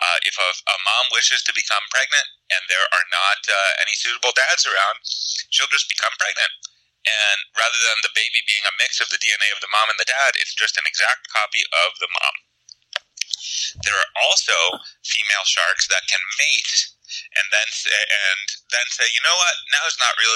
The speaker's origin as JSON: {"language": "English", "town": "Pittsburgh", "region": "Pennsylvania", "country": "United States", "tie": "born or raised there", "said": "I grew up in Pittsburgh, pretty far from the ocean"}